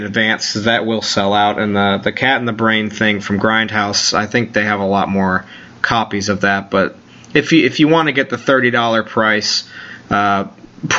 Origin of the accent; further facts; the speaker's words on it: New York, United States; I'm a New Yorker